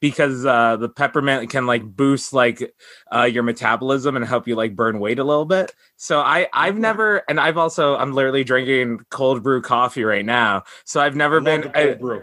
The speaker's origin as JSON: {"language": "English", "country": "Canada", "accent": "Canadian", "said": "there's a Canadian accent. Okay, yep, I have one"}